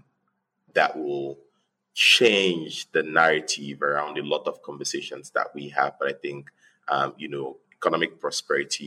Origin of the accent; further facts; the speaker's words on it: Nigeria; also born or lived in Beijing; I was born and raised in Nigeria.